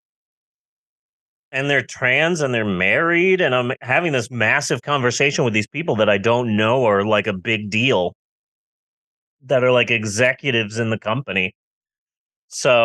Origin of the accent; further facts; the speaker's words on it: United States; I am an American